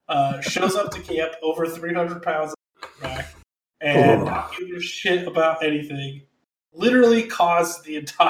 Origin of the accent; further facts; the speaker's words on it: Plymouth, Indiana, United States; My hometown Plymouth High School.